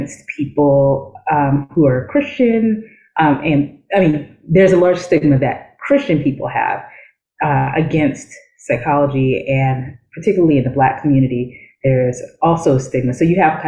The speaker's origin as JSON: {"language": "English", "town": "New York City", "region": "New York", "country": "United States", "tie": "born or raised there", "said": "So I did grow up in New York City. I am from the Bronx"}